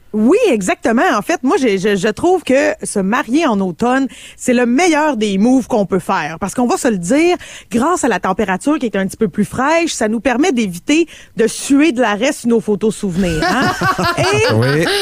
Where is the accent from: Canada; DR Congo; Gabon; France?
Canada; je suis canadienne